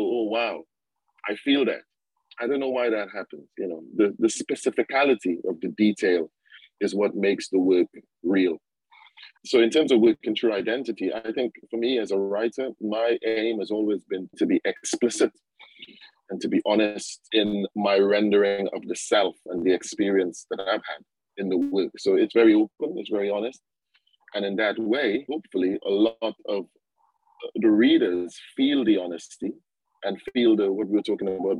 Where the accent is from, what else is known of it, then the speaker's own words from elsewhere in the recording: Trinidad & Tobago; moved away as an adult; now in United Kingdom; I grew up in Trinidad.